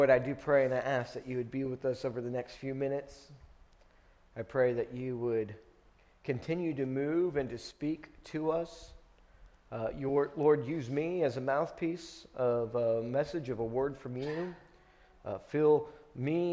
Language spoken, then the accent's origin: English; Friendswood, Texas, United States; I grew up in Friendswood. We moved here whenever I was in kindergarten, halfway through my kindergarten year